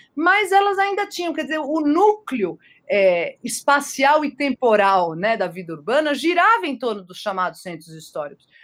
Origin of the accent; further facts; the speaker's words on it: Brazil; first language German and Portuguese; moved away as an adult; also born or lived in Germany; eu sou brasileira com muito orgulho, etc. Cresci aqui, estudei, mas estudei na escola alemã